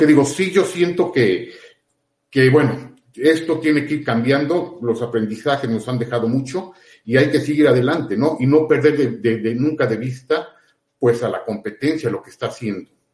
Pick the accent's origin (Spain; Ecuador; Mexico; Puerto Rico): Mexico; Puebla; acá somos de Puebla